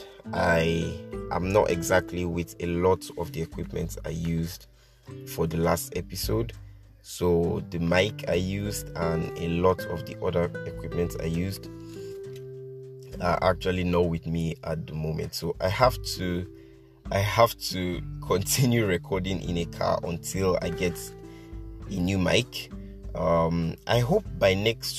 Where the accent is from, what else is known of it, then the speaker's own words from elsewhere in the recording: Nigeria; I'm Nigerian. I'm 18. I live in Nigeria.